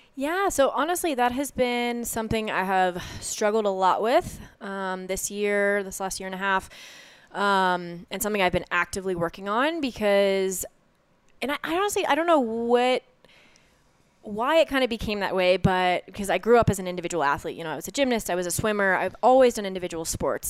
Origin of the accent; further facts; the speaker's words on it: Lakewood, Colorado, United States; moved away as an adult; I am born and raised, uh, Lakewood, Colorado, so right here, right outside of Denver